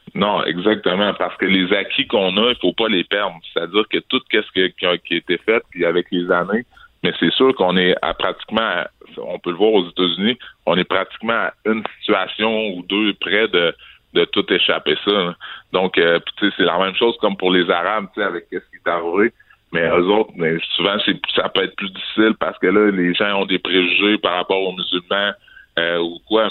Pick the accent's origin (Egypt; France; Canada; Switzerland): Canada; Quebec City, Quebec; je suis québécois, je suis né ici à Québec, j'ai grandi à Québec